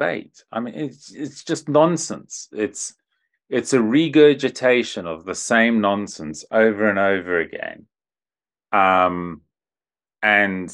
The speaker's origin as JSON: {"language": "English", "country": "Zimbabwe", "tie": "born or raised there", "said": "growing up in Zimbabwe"}